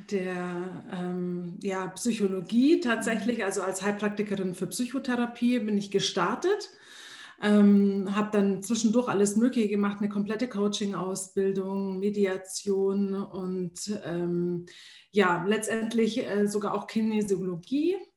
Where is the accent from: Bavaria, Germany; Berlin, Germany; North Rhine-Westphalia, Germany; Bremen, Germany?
Bavaria, Germany; Munich; Und ja, ich liebe München und das ist ähm, trotz allem immer noch meine Heimat oder ich würde es als Heimat bezeichnen.